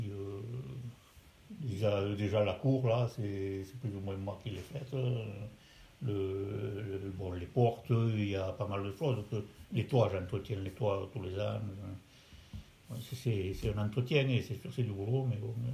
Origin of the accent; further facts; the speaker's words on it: Germ, Occitania, France; moi j'ai grandi ici. J'ai grandi ici.